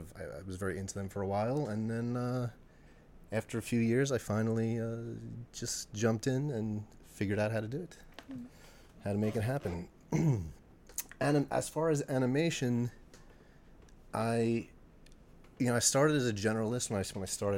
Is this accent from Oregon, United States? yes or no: no; Long Island, New York, United States; I grew up on Long Island